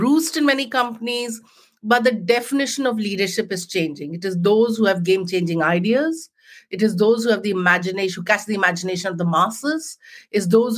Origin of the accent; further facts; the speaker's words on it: Jamshedpur, Jharkhand, India; moved away as an adult; now in United Kingdom; I grew up in a small town in India called Jamshedpur, which is the home of the Tatas.